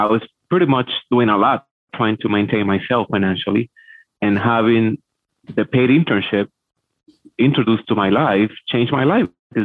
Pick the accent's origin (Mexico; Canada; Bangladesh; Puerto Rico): Puerto Rico; English is a second language; moved away as an adult; also born or lived in Hartford, Connecticut; now in Fort Lauderdale, United States; I'm from Puerto Rico